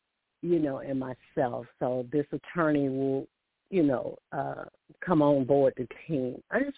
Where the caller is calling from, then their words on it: Alabama, United States; calling from Alabama.